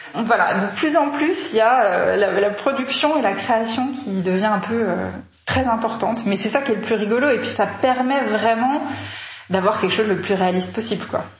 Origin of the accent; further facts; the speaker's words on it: Paris, Île-de-France, France; on vient tous les deux de Paris